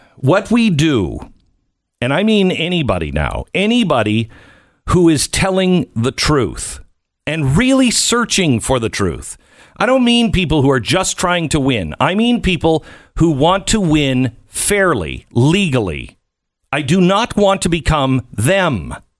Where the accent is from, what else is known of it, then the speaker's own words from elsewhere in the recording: United States; I'm an American